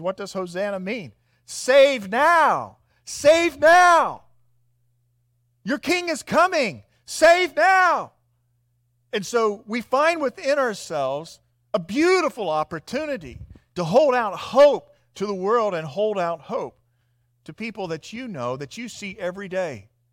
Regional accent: Midwest, United States; I'm from the Midwest and being from an agrarian culture

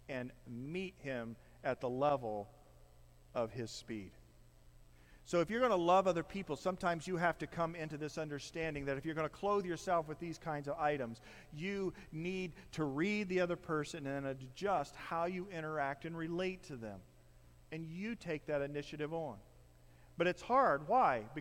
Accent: Midwest, United States; my overcoat that I don't think I've worn since I was from the Midwest.

